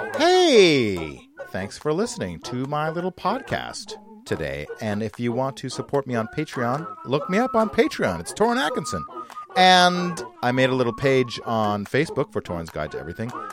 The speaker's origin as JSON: {"language": "English", "town": "Vancouver", "region": "British Columbia", "country": "Canada", "tie": "born or raised there", "said": "my hometown of Vancouver, British Columbia."}